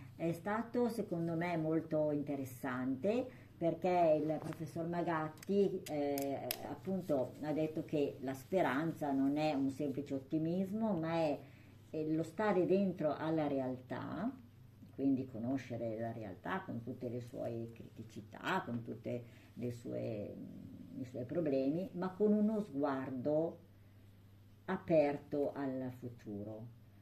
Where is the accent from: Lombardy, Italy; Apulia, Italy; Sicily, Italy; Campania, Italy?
Lombardy, Italy; Sant'Angelo Lodigiano; io sono di Sant'Angelo